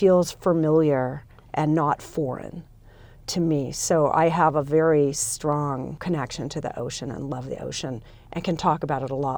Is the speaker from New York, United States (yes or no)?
no; Los Angeles, California, United States; I grew up in Los Angeles, California, so Southern California in the United States